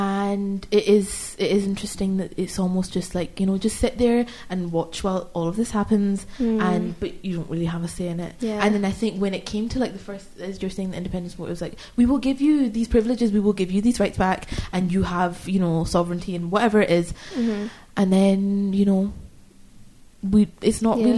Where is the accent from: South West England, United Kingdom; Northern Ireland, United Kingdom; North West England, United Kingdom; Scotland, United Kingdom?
Scotland, United Kingdom; we as Scottish students